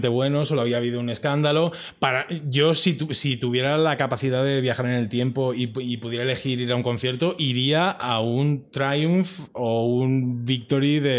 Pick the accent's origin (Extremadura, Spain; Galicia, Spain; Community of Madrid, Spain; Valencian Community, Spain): Community of Madrid, Spain; Madrid; Es que soy de Vallecas. Hay que dar el dato.